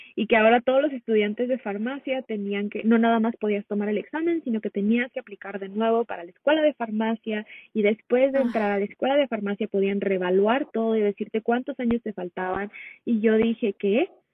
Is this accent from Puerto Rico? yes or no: no; Mexico; moved away as an adult; now in United States; nací en Estados Unidos, pero de muy pequeña me fui a vivir a México, entonces crecí la mayor parte de mi vida allá